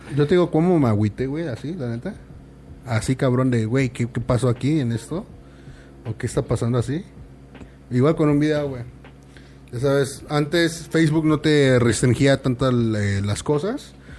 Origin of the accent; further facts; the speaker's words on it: Morelos, Mexico; yo soy de Morelos